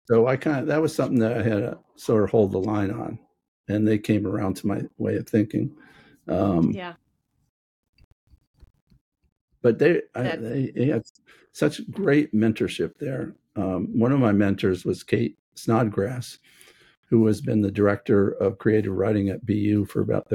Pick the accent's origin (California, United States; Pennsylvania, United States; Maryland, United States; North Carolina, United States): Maryland, United States; moved away; also born or lived in Boston; I grew up in Maryland